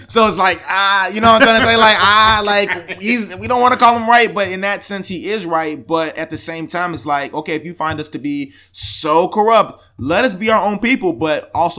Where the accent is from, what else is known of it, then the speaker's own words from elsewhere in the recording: Homewood, Illinois, United States; also born or lived in Chicago, United States; I grew up in the South suburbs in the Nigerian household.